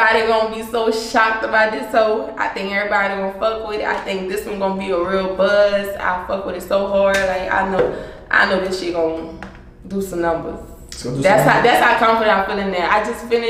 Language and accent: English; Breaux Bridge, Louisiana, United States; I'm from Burbridge, and it's still a small area. If you know Crawfish, you know Burbridge